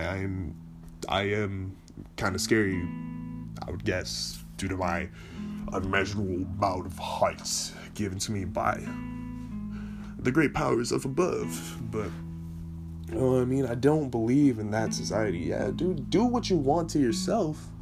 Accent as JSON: {"language": "English", "region": "California", "country": "United States", "said": "I am from California"}